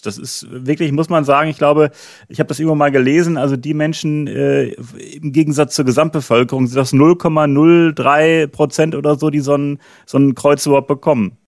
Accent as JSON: {"language": "German", "town": "Münster", "region": "North Rhine-Westphalia", "country": "Germany", "tie": "born or raised there", "said": "in Münster, in meiner Heimat hier."}